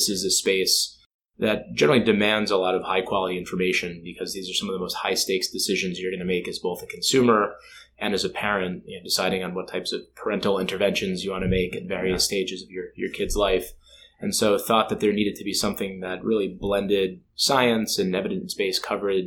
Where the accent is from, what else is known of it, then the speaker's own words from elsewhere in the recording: New Jersey, United States; also born or lived in Minneapolis; I grew up in New Jersey